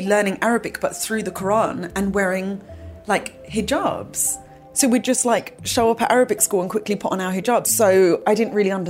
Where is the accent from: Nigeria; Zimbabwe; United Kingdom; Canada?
United Kingdom; London; now in New York, United States; I was born in London and that's where I grew up most of my life